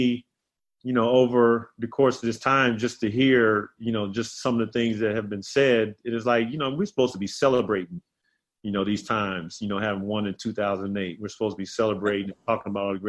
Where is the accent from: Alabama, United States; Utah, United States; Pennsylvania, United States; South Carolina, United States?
South Carolina, United States; he was always like my young brother growing up in South Carolina.